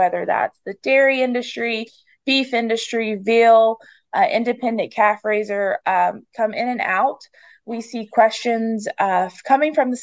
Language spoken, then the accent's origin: English; the Piedmont of North Carolina, United States; I grew up in the Piedmont and live in the Piedmont of North Carolina.